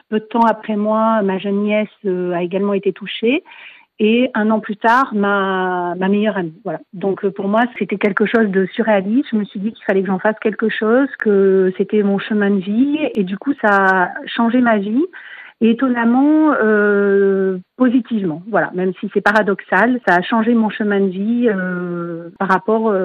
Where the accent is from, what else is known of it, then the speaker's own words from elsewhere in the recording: Libourne, Nouvelle-Aquitaine, France; Sur la région libournaise, moi je suis de Libourne, j'ai identifié un peu un besoin parce qu'on est à 30 km de Bordeaux